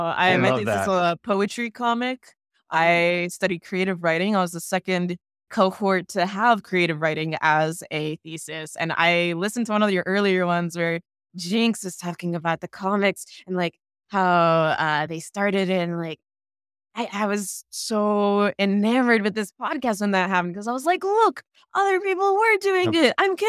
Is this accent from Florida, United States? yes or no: yes; Florida, United States; I'm from Broward County, and there is also a situation where they had some school board meetings and school board members replaced.